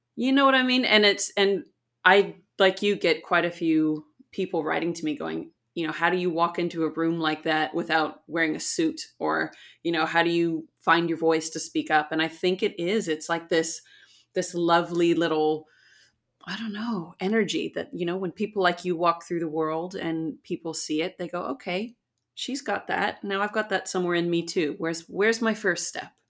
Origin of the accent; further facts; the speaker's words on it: San Diego, California, United States; moved away as an adult; now in Auckland, New Zealand; I'm from San Diego in California